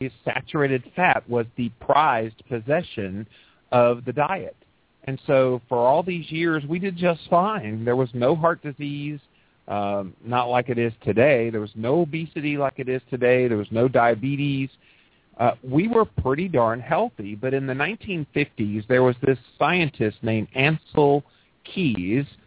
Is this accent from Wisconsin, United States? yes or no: no; Pensacola, Florida, United States; moved away; I grew up in Pensacola